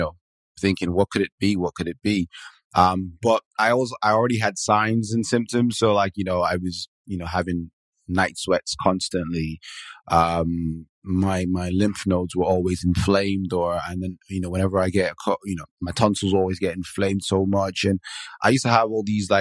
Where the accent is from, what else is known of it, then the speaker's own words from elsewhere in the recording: Nigeria; moved away as an adult; now in Manchester, United Kingdom; I am originally Nigerian, and I moved to the UK in 2005.